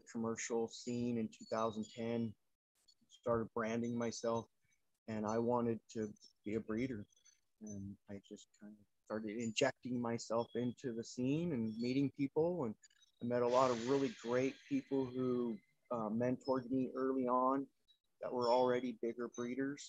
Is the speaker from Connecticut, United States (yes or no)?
no; Campo, California, United States; now in Bangkok, Thailand; I grew up right on the East County border of Mexico and San Diego, and small town of Campo